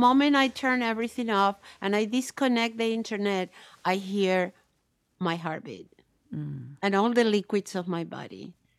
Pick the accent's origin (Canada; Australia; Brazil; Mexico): Brazil; Bahia; now in United States; the orishas of the Yoruba tradition in Bahia, where I grew up in Bahia.